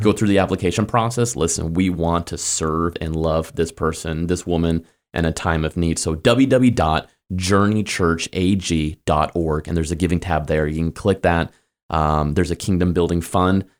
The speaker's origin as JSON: {"language": "English", "town": "Kansas City", "country": "United States", "also_born_or_lived": "Springfield, Missouri / Phoenix / Chicago", "moved": "as an adult", "lives_now": "Kentucky, United States", "said": "I'm from Kansas City"}